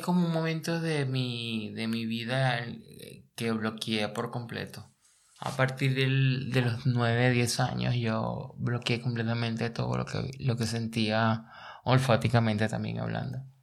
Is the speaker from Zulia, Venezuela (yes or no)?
no; La Guaira, Venezuela; now in Berlin, Germany; vengo de La Guaira. las inundaciones de La Guaira del año 1999 no me llevaron. Arrastraron mi guardería y mi primaria